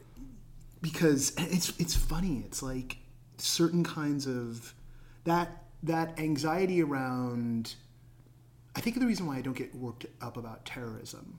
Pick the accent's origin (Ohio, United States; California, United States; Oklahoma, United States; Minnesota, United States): California, United States; I was born in California. That's my birthright.